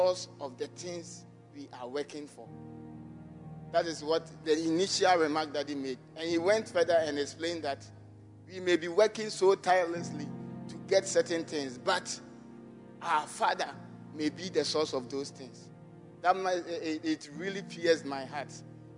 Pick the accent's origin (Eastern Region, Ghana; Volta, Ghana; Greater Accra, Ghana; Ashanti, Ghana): Eastern Region, Ghana; Amanokrom; I'm from Amanokrom constituency